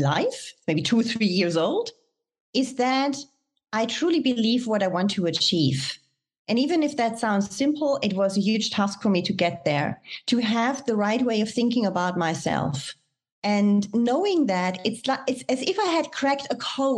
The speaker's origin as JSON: {"language": "English", "country": "Germany", "tie": "born or raised there", "also_born_or_lived": "France", "moved": "as an adult", "said": "I was born and raised in Germany"}